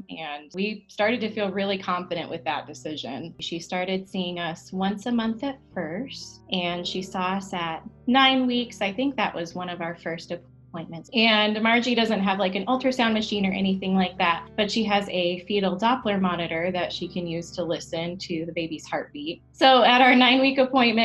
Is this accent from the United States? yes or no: yes; Bridgeport, Michigan, United States; now in Flagstaff, United States; I'm originally from Bridgeport, Michigan, but now my partner and I live in Flagstaff, Arizona